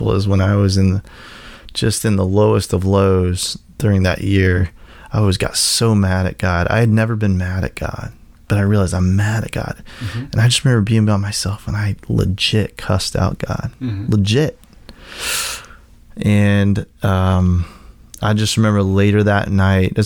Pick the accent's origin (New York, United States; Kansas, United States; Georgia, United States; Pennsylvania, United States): Kansas, United States; moved away; in the church that I grew up in Kansas